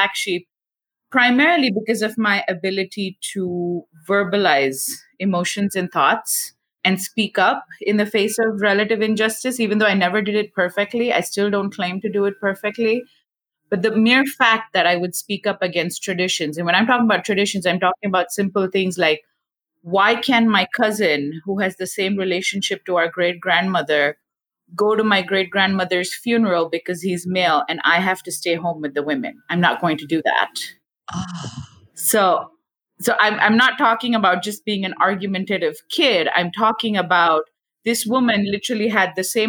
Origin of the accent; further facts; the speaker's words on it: India; moved away as an adult; now in United States; I was born and raised in India. I was 22, 23 when I moved to the US for my doctoral studies.